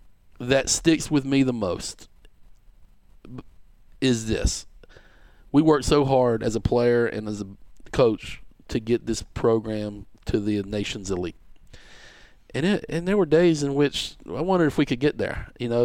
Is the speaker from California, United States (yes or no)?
no; Shelby, North Carolina, United States; I'm from Shelby, and that's about an hour and 10 minutes down the road from Clemson. And my sister went to Clemson. And so I kind of grew up on that campus, so to speak, before I hit my teenage years.